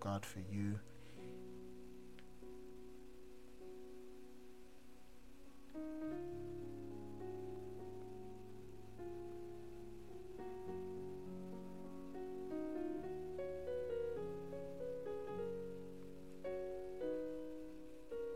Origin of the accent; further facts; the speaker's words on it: London, United Kingdom; as a young man growing up in South London